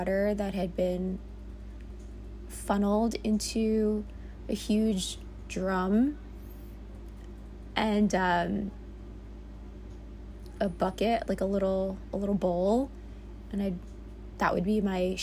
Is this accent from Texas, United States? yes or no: no; New York City, New York, United States; I was born and raised in the Bronx, New York